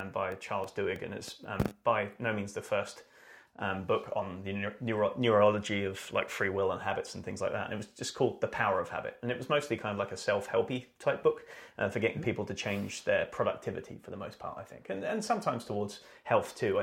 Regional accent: United Kingdom; I am British

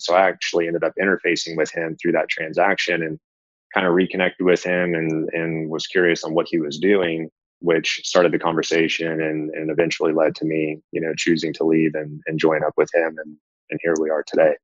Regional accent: Oklahoma City, Oklahoma, United States; I, I, grew up in Oklahoma City and played hockey

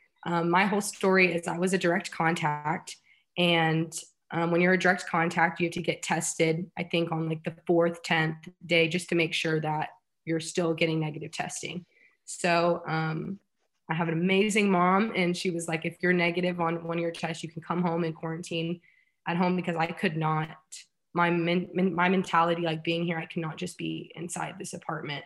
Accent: Houston, Texas, United States; I'm from Houston, so it was really nice to get closer to home

